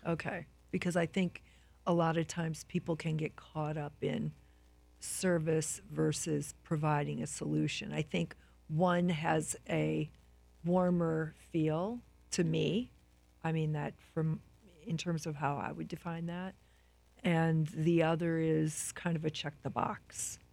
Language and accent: English; Midwest, United States; both Lyle and I are from the Midwest